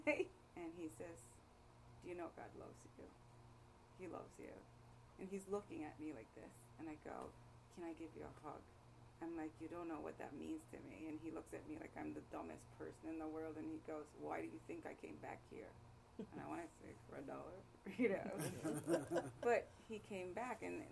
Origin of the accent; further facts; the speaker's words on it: New York City, New York, United States; now in Atlanta, United States; I grew up in New York, and I was on the bench before moving to Atlanta